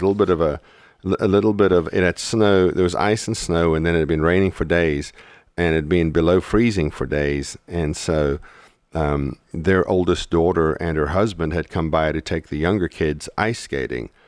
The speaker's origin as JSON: {"language": "English", "country": "South Africa", "tie": "born or raised there", "moved": "yes", "said": "when we went to South Africa a couple of years into our marriage, um, you know, we landed in my hometown"}